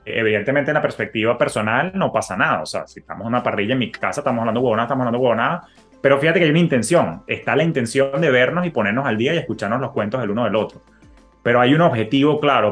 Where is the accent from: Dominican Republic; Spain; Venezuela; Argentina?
Venezuela; moved away; yo que vengo de Venezuela